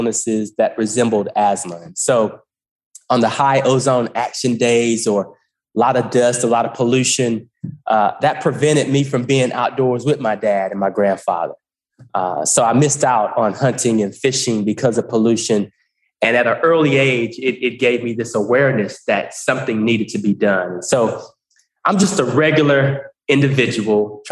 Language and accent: English; Goldsboro, North Carolina, United States; moved away as an adult; also born or lived in Greensboro, North Carolina; I'm just a regular guy from Goldsboro, North Carolina. I grew up in Eastern North Carolina